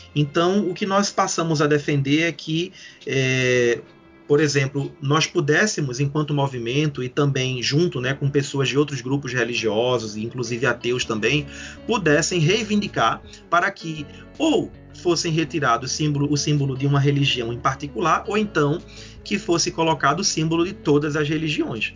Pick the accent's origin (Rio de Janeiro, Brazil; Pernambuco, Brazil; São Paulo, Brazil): Pernambuco, Brazil; Recife; Eu sou de Recife, e que fica em Pernambuco